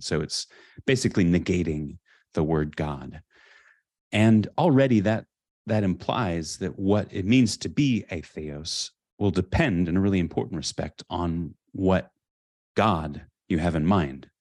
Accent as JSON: {"language": "English", "region": "California", "country": "United States", "tie": "born or raised there", "said": "I grew up in California, in a suburb"}